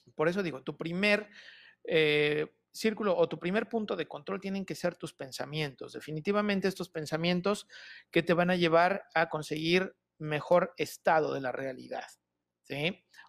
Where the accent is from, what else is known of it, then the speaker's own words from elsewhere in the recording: Toluca, State of Mexico, Mexico; soy originario de Toluca